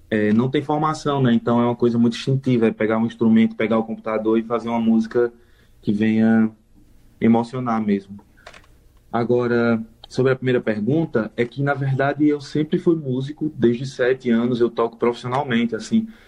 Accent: Maceió, Alagoas, Brazil; moved away; Eu tenho outros amigos aqui de Maceió também. Então eu, eu mata um pouco da saudade do sotaque, do, do jeito da gente, assim, da nossa comunicação, da nossa convivência

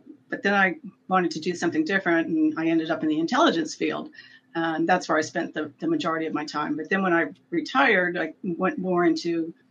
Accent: Maryland, United States; also born or lived in San Diego; I grew up here in Maryland.

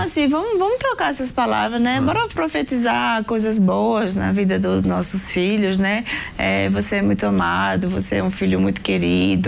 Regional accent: Northeast Region, Brazil; nós somos do Nordeste

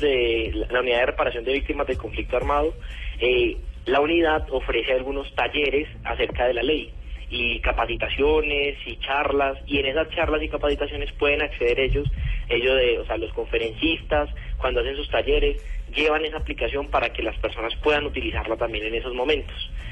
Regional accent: Colombia; como colombiano

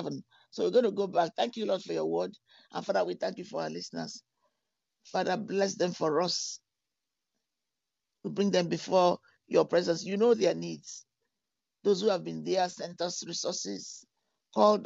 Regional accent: London, United Kingdom; moved away; also born or lived in Texas; I grew up in London

